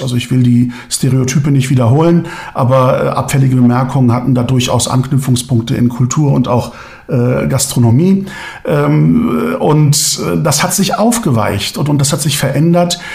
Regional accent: Germany; first language Turkish; German is a second language; ich bin hier geboren und aufgewachsen, aber ich spreche immer noch gerne Türkisch. Ich lese gerne türkische Lyrik. Das ist meine Muttersprache

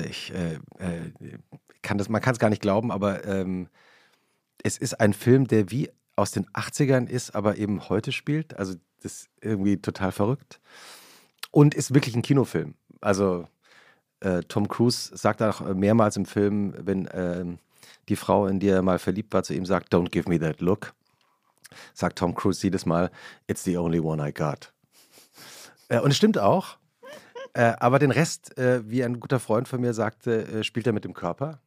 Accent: West Germany, Germany; als Westdeutscher würde ich sagen

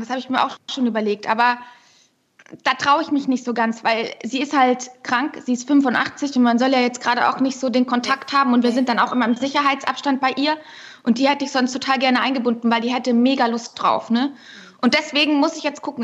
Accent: Unterschleißheim, Bavaria, Germany; Ich bin ja auch gebürtige Bayerin

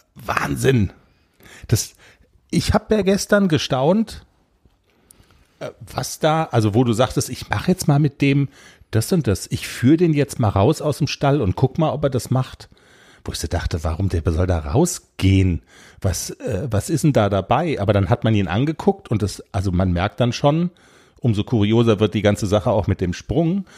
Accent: Black Forest, Baden-Württemberg, Germany; bei uns im Schwarzwald

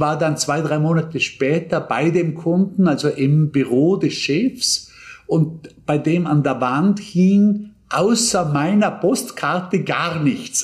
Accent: Bregenz, Vorarlberg, Austria; in Bregenz nicht viel anders, äh, wo ich aufgewachsen bin

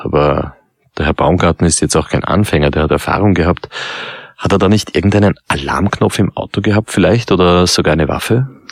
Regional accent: Austria; bei uns in Österreich

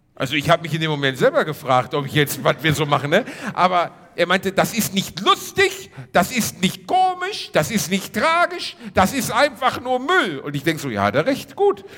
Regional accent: Ruhr area, North Rhine-Westphalia, Germany; moved away; Wir sind in der Heimat, Reini. Also ja, im weitesten Sinne meine Heimat.

